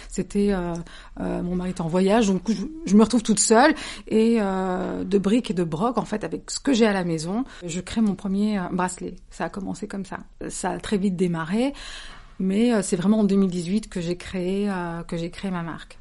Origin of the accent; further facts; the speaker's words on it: Cévennes, Occitania, France; moved away; J'ai grandi dans les Cévennes.